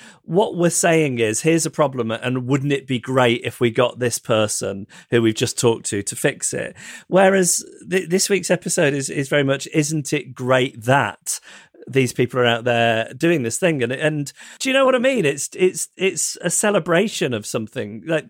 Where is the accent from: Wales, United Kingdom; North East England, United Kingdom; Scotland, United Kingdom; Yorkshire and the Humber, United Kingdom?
Scotland, United Kingdom; I'm from Scotland, and it can be very frustrating when England and the UK are discussed as if they are the same thing.